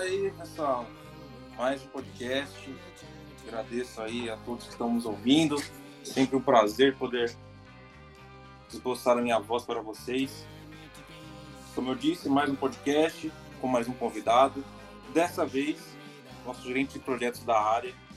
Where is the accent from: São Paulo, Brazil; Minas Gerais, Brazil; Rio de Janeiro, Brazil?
São Paulo, Brazil; como bom paulista